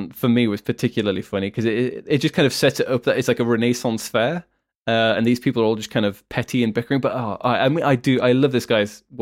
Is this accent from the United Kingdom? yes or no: yes; United Kingdom; So as a Brit, seeing a lot of big American comedy, I think Americans are probably a bigger fan of kind